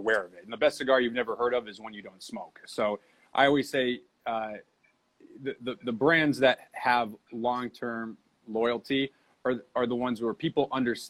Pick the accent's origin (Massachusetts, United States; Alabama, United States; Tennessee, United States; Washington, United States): Massachusetts, United States; I grew up in Massachusetts.